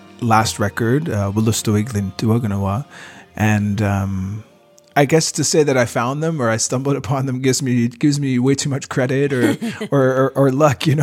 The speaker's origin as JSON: {"language": "English", "area": "Wabanaki territory", "region": "east coast of Canada", "country": "Canada", "moved": "yes", "lives_now": "Montreal, Canada", "said": "I come from Wabanaki territory, the east coast of what some people call Canada today. I'm a singer, and now I live in Montreal"}